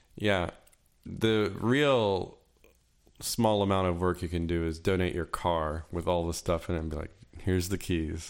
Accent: Florida, United States; But I grew up in Florida

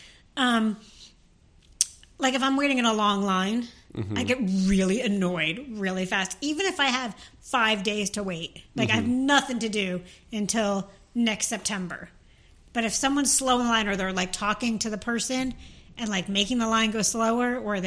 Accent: New Jersey, United States; I'm from New Jersey

